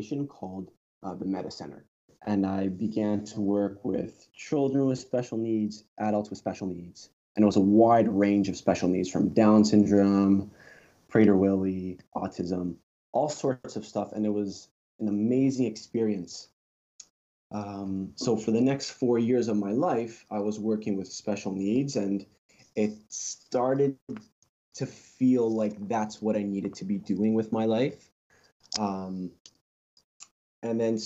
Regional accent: Toronto, Ontario, Canada; I've been born and raised here, sir. I've been a Torontonian my whole life

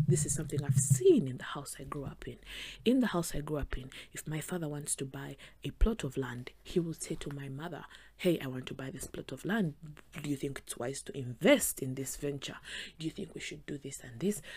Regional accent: Western Region, Uganda; I am from the West, Western Uganda

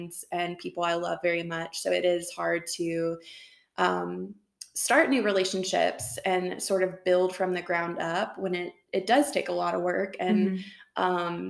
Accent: Tennessee, United States; moved away as an adult; now in Boulder, Colorado, United States; I am originally from Tennessee, now also live in Boulder, Colorado

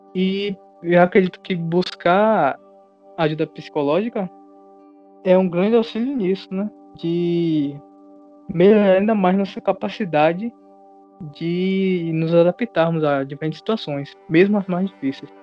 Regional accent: Catu, Bahia, Brazil; Nós somos de Catu

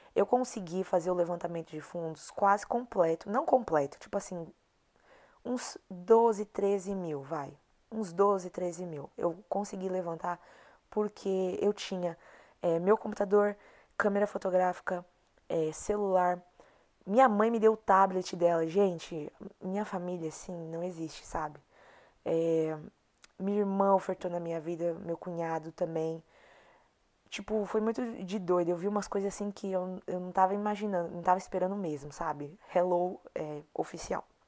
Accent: Brazil; moved away; a mentalidade que eu cresci no meu país, que eu cresci no Brasil

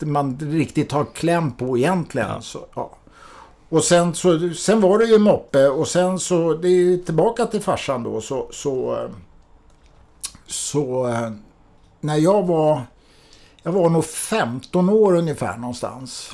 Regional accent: Mälaröarna, Stockholm County, Sweden; jag är ju uppvuxen ute på Mälaröarna

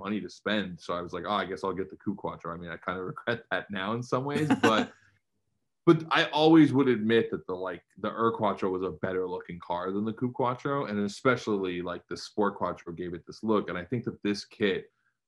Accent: New York, United States; moved away as an adult; I grew up in New York.

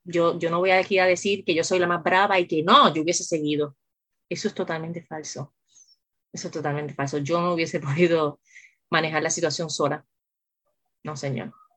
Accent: Puerto Rico; yo soy puertorriqueña

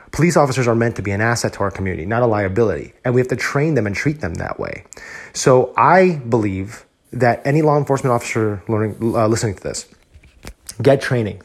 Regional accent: New Jersey, United States; moved away as an adult; now in Texas, United States; before I moved here to Texas, I was studying for my civil service exam in my home state of New Jersey

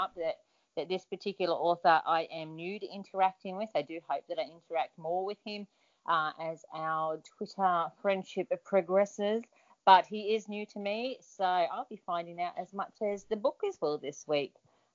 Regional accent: Australia; being an Australian

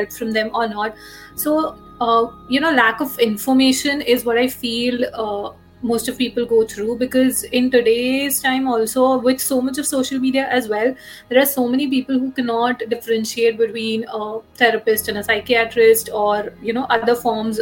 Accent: India; I'm from India, and I have been working as a therapist for over 4 years now

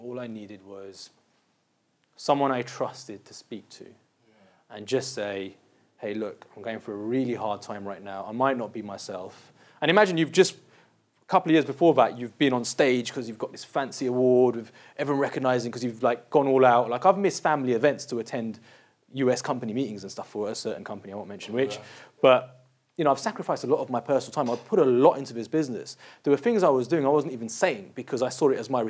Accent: London, United Kingdom; We went to a boys' school, we grew up in South London, you don't show weakness

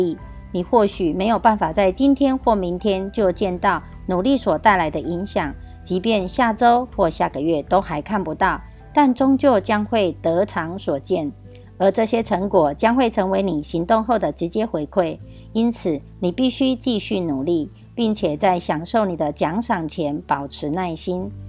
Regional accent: Miaoli, Miaoli County, Taiwan; 今天要为大家导读的主题是

